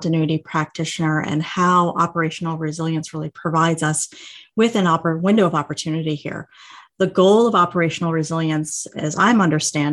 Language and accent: English; Massachusetts, United States; moved away as an adult; also born or lived in New York City; I'm from Massachusetts and had only ever been to New York City twice before.